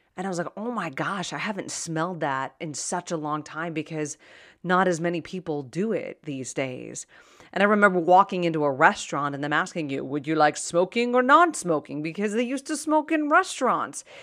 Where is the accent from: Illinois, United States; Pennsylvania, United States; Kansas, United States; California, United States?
Pennsylvania, United States; Pittsburgh; I was born and raised in Pittsburgh, and that's the word they use in Pittsburgh, yins